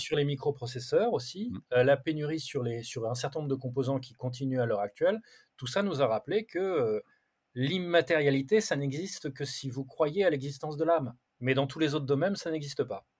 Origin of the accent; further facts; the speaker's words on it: Brittany, France; je suis breton